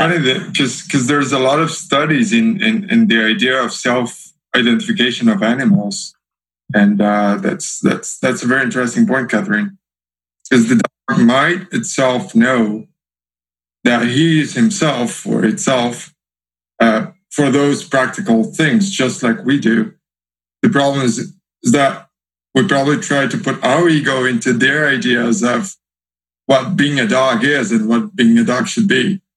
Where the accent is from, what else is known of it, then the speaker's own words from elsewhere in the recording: Brazil; first language Portuguese; English is a second language; I come from Brazil, so so my mother tongue is Portuguese